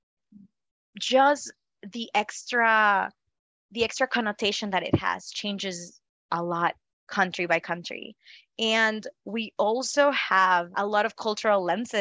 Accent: Northeast Mexico, Mexico; first language Spanish; English is a second language; moved away as an adult; also born or lived in Italy; now in United States; I grew up in Mexico. So my first language was Spanish

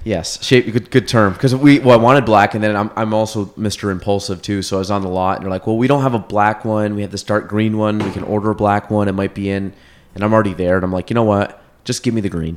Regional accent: Chazy, New York, United States; grew up in Chase

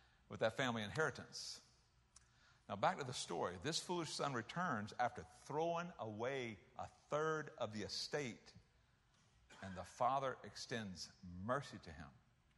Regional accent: South Carolina, United States; moved away; I was from South Carolina.

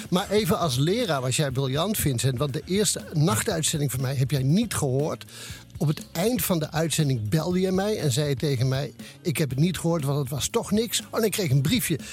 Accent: Oisterwijk, North Brabant, Netherlands; mijn geboorteplaats Oosterwijk

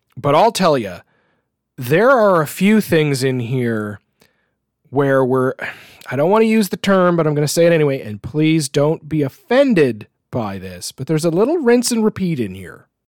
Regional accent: Canada; as a Canadian

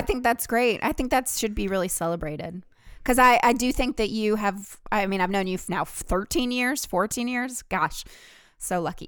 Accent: the South, Southern United States, United States; accent: southern; now in New York City, United States; my southern accent

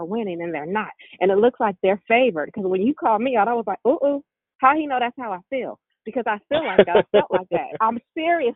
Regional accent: California, United States; I'm from California

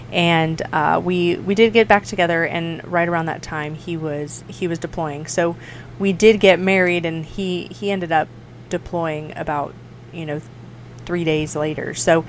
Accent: Minster, Ohio, United States; I grew up in a very, very small country town, farm town, called Minster, Ohio. And I graduated in a class of 64 students

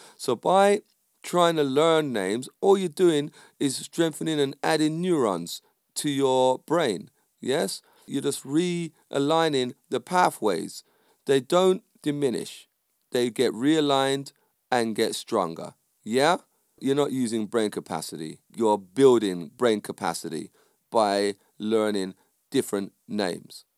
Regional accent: United Kingdom; I'm from the U K. My parents are from the West Indies.

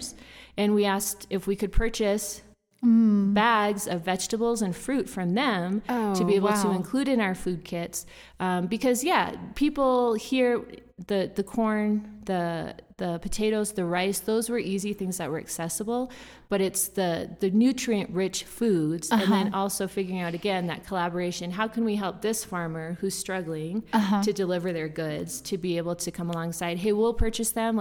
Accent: Fargo, North Dakota, United States; moved away as an adult; I'm from Fargo, North Dakota

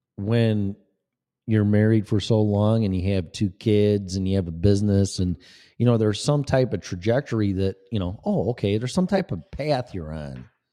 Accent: Des Plaines, Illinois, United States; moved away; also born or lived in Florida; I was born in Des Plaines, Illinois

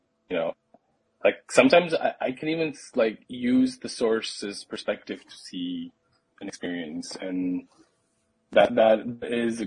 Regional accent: Pakistan; now in United States; I come from Pakistan, so like a conservative Muslim background

